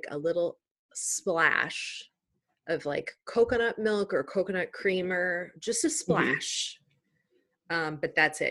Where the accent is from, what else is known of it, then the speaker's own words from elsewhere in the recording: Chicago, Illinois, United States; moved away as an adult; also born or lived in California; now in Los Angeles, United States; I'm from Chicago